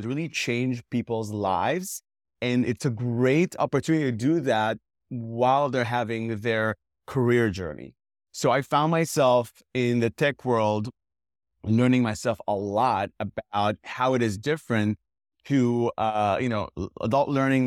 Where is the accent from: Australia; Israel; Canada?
Israel; I'm originally from Israel.